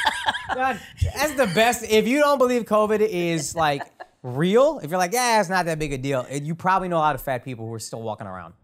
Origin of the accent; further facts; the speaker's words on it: Dallas, Texas, United States; Born and raised in Dallas